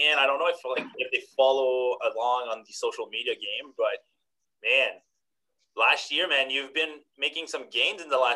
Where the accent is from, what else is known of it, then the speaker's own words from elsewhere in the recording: Rockland, United States; Frog or Eric is, is a massage therapist based out of Rockland, uh, my hometown.